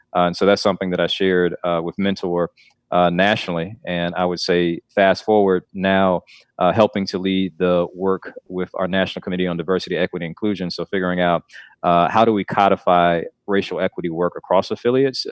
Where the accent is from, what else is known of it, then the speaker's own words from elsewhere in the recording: Clarkston, Georgia, United States; now in North Carolina, United States; I grew up in Atlanta for a bit, well, actually in, in Clarkston, which is, uh, a little bit outside of Atlanta